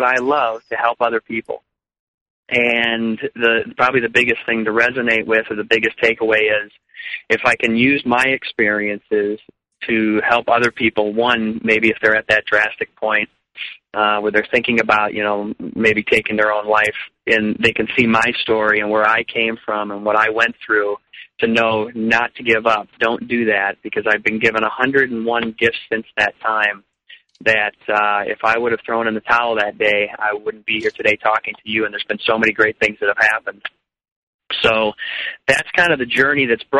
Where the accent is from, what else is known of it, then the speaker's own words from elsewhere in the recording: Chicago, Illinois, United States; moved away; also born or lived in Arizona; I grew up in Chicago, and I always had music in my life